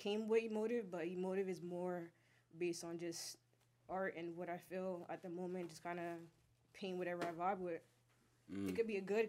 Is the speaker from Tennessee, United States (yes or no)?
no; Allentown, Pennsylvania, United States; also born or lived in Bronx, New York; I kind of grew up in the east side.